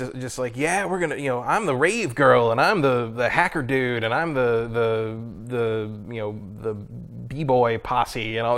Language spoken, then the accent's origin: English; San Mateo, California, United States; I was born down the peninsula, mm-hmm. and I think I was born in San Mateo.